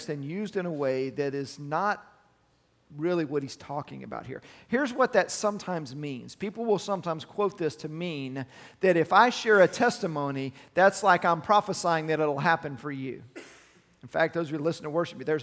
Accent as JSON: {"language": "English", "town": "Arlington", "region": "Texas", "country": "United States", "tie": "born or raised there", "said": "I grew up in Arlington, and it's close to University of Texas, UTA, in Arlington"}